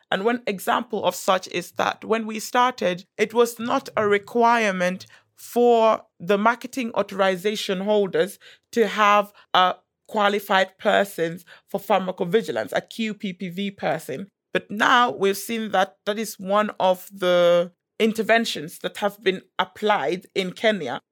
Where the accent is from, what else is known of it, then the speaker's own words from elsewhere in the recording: Gambia; I am from West Africa. I'm from the Gambia